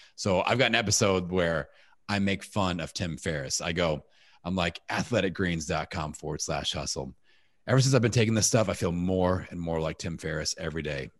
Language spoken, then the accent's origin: English; Indiana, United States; I'm from Indiana.